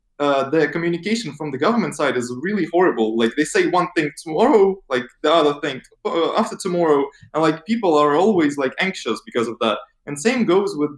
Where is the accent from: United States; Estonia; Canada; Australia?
Estonia; Narva, Ida-Viru County; moved away; I'm from Narva originally